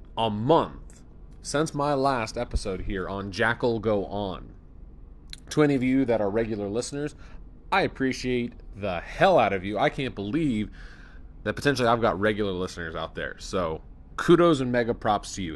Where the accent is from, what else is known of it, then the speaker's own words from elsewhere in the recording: Central Pennsylvania, United States; I'm here from Central Pennsylvania